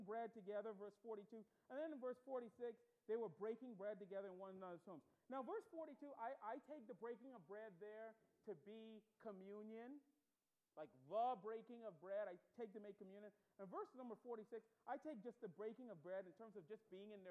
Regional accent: Bahamas; accent: Bahamian; moved away as an adult; I grew up in the Bahamas. I was born there, raised there

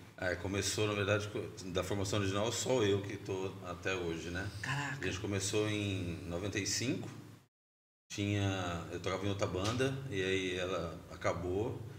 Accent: Presidente Prudente, São Paulo, Brazil; Eu sou de Prudente, moro lá, resido lá, trampo lá.

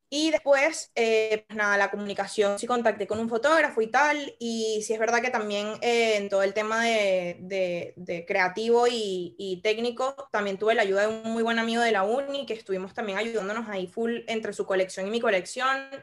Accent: Venezuela; moved away; soy de Venezuela

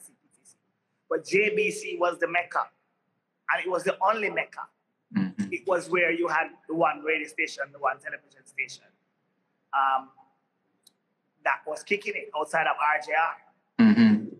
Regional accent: Kingston, Jamaica; I was literally the average inner city child growing up in Kingston

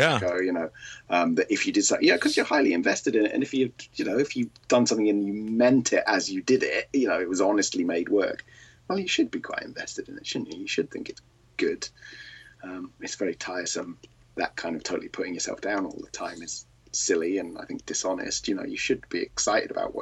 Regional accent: United Kingdom; I am British. You might be able to tell from my voice

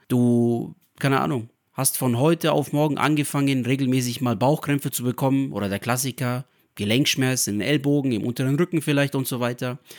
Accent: Nuremberg, Bavaria, Germany; ich bin hier in Deutschland geboren, in Nürnberg

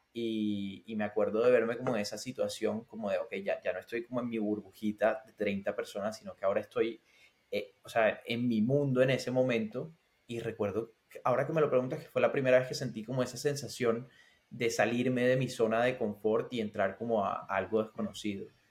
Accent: Barranquilla, Atlántico, Colombia; moved away as an adult; also born or lived in Barcelona; now in Finland; soy de Barranquilla, de Colombia, del Caribe colombiano.

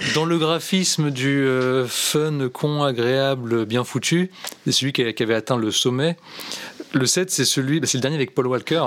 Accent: France

